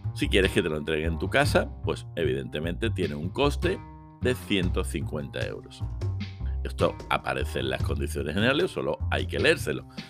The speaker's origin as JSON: {"language": "Spanish", "town": "Seville", "region": "Andalusia", "country": "Spain", "said": "yo soy de Sevilla"}